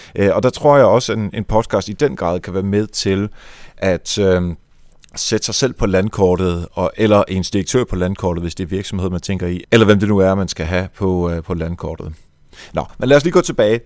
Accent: Netherlands; now in Denmark; jeg er jo fra Holland, så jeg lyttede meget til hollandsk radio

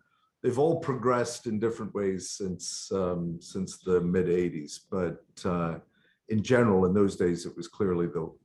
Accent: Skye, Scotland, United Kingdom; now in Boston, United States; I grew up on Skye off the west coast of Scotland

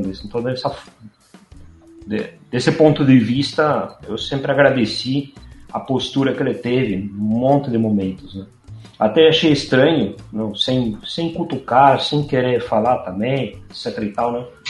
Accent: Buenos Aires, Argentina; moved away; eu nasci em Buenos Aires, no centro

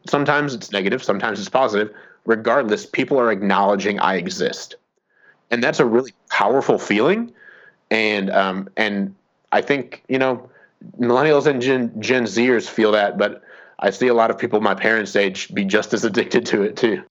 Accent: Fort Wayne, Indiana, United States; moved away; I grew up in in Fort Wayne, Indiana.

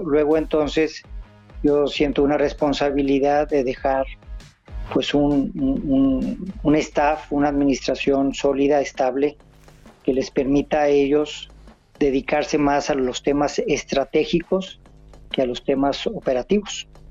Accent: northern Mexico, Mexico; soy norteño y acá la cerveza se toma como agua

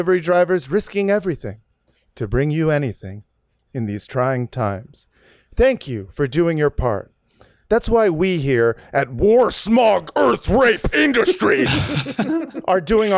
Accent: Savannah, Georgia, United States; I'm from Savannah.

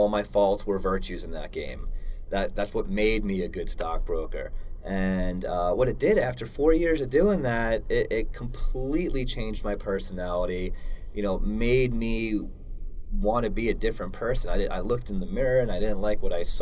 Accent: Long Island, New York, United States; now in Colorado, United States; I grew up on Long Island

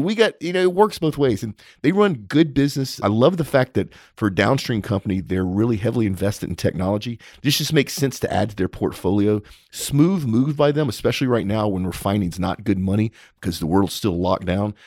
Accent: Texas, United States; as a Texan

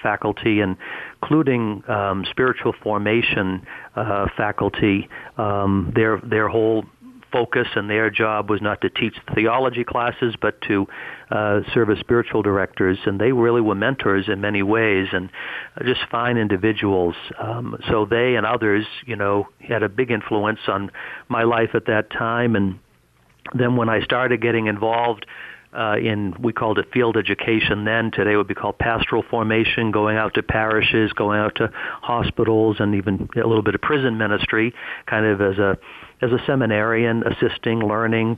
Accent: Greater Boston, Massachusetts, United States; born or raised there

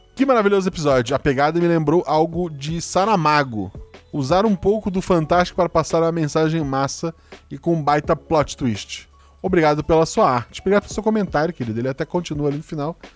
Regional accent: Florianópolis, Santa Catarina, Brazil; eu sou de Floripa

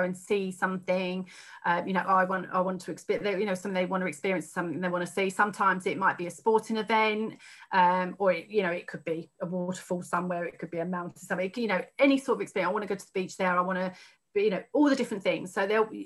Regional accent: Haverhill, East of England, United Kingdom; I grew up in Haverhill, where I was still living at the time.

